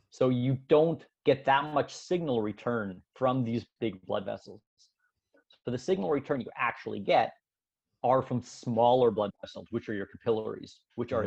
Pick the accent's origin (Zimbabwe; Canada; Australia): Canada; moved away as an adult; now in Switzerland; I was born in Switzerland, but my parents immigrated to Canada when I was young. So I actually went. Uh, I grew up in Canada